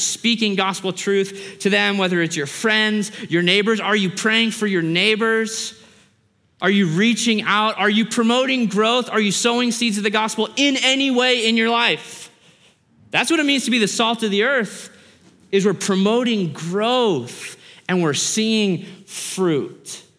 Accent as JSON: {"language": "English", "country": "Australia", "tie": "born there", "said": "I was born in Australia. My mom is Australian."}